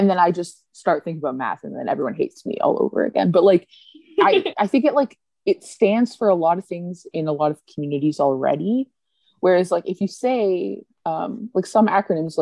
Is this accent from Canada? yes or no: yes; Canada